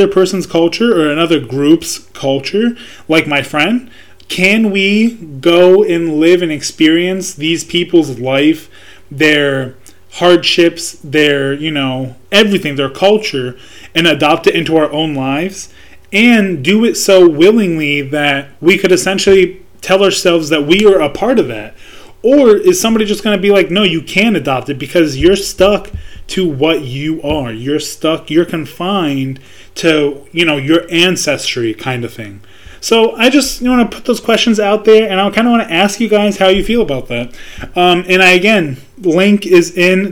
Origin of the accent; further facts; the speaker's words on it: United States; me being a American born citizen, but also having cultural roots to Palestine. Yeah, I'm Palestinian